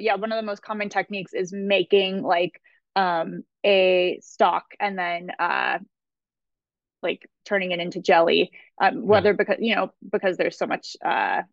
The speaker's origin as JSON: {"language": "English", "town": "Pasadena", "region": "California", "country": "United States", "tie": "born or raised there", "also_born_or_lived": "Alhambra / Los Angeles", "said": "I grew up in Pasadena, actually. And so Pasadena and Alhambra. So yes, I am an LA girl"}